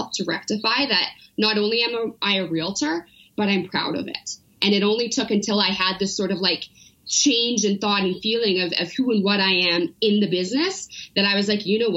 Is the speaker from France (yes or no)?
no; Powell River, British Columbia, Canada; also born or lived in Vancouver; now in Calgary, Canada; I grew up between Vancouver and a really small town called Paw River on the Sunshine Coast.